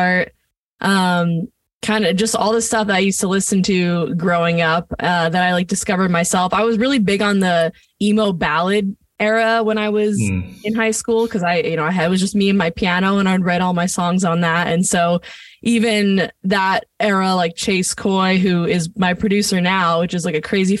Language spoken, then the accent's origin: English; Point Pleasant, New Jersey, United States; now in Los Angeles, United States; I think my hometown has played a huge role on my music growing up. I'm from Point Pleasant